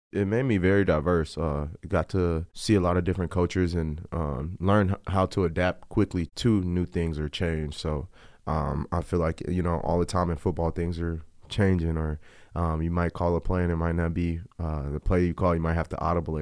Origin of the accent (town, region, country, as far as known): El Paso, Texas, United States; born or raised there; also born or lived in Virginia